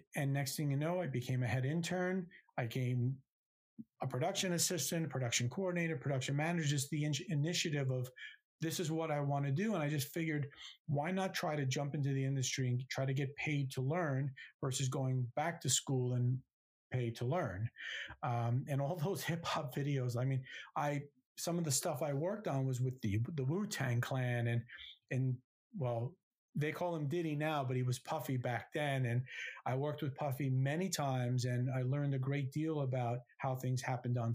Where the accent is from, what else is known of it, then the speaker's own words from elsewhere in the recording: New Jersey, United States; growing up in New Jersey, right next to New York City